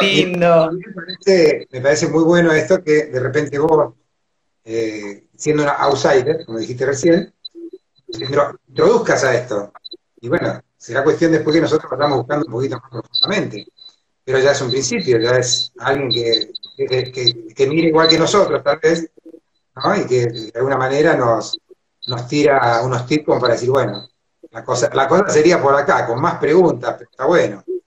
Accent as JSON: {"language": "Spanish", "country": "Argentina", "said": "nosotros los que somos argentinos"}